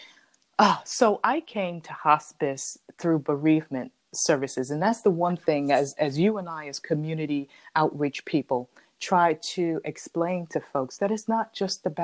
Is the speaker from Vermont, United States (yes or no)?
no; New York City, New York, United States; growing up and living in Harlem